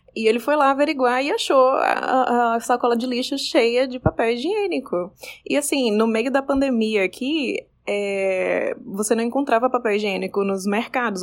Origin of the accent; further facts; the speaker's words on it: Recife, Pernambuco, Brazil; moved away as an adult; now in Florida, United States; Eu moro na Flórida há 14 anos, mas sou original de Recife